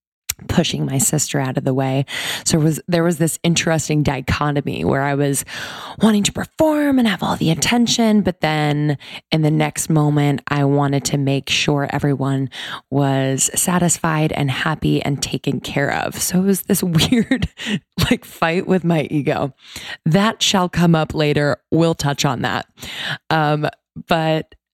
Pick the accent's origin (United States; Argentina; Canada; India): United States; East Coast; So I grew up on the East Coast.